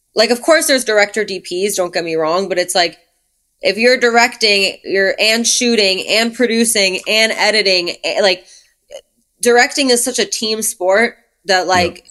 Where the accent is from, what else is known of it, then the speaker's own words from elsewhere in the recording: New York City, New York, United States; now in Los Angeles, United States; I grew up in Brooklyn